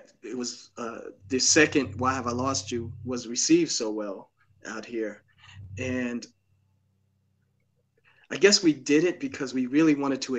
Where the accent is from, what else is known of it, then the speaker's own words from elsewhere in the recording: New York, United States; we're from New York